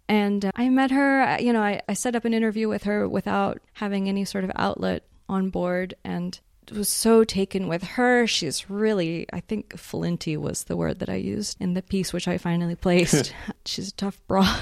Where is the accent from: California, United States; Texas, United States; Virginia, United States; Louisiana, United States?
Texas, United States; Houston; moved away as an adult; now in Prague, Czech Republic; I was born in Houston, Texas, and grew up there.